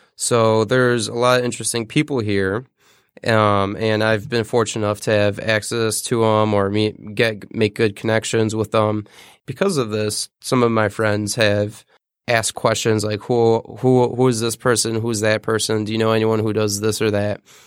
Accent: Detroit, Michigan, United States; I grew up in Detroit, the city of Detroit

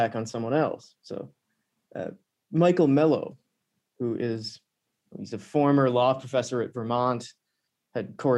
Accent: Canada; I'm from a remote part of Canada

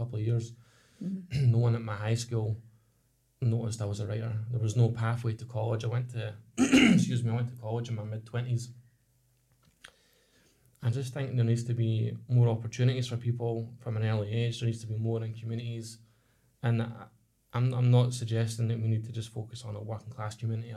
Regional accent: Ladywell, Scotland, United Kingdom; We grew up in Ladywell, which is now recognised as a socially deprived area in Scotland

